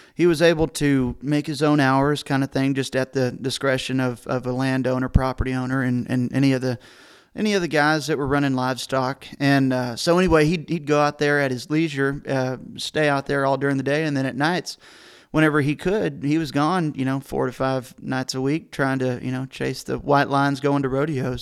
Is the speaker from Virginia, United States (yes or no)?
no; San Angelo, Texas, United States; I'm a San Angelo, Texas kid. I was born and raised